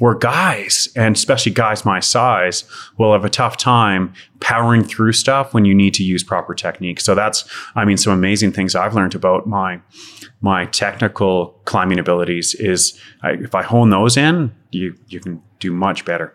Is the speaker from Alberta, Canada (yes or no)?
yes; Calgary, Alberta, Canada; born and raised in Calgary and, oh, had some fun in the youth around Southwest Calgary